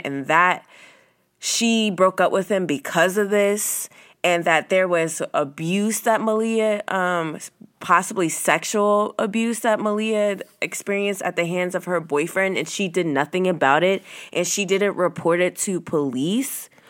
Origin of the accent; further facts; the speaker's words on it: Virginia, United States; this is my hometown. This is my state. I grew up here